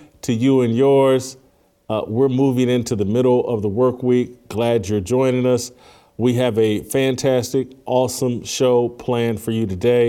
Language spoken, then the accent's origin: English; Indiana, United States; my home state of Indiana